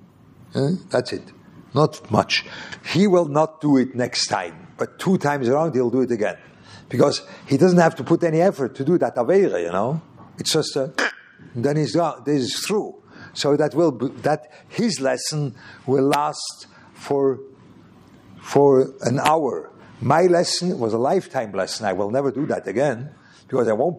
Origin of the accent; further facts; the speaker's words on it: Lucerne, Switzerland; moved away; Luzern, which was my hometown